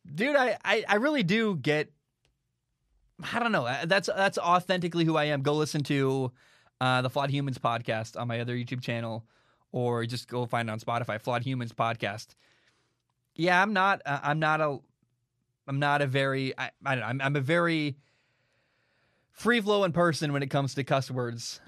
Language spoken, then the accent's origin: English; Portland, Oregon, United States; now in Vancouver, United States; I grew up in Portland, Oregon